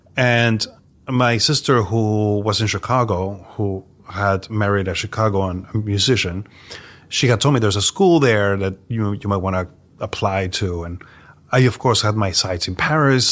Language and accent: English; Mexico City, Mexico; now in New York, United States; So I am from Mexico City, um, born and raised there